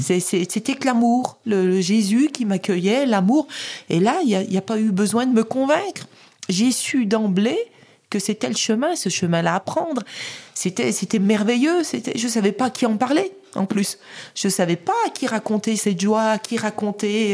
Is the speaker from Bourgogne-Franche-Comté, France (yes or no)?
yes; Saint-Claude, Bourgogne-Franche-Comté, France; à Saint-Claude, ville où je suis né, dans le Haut-Jura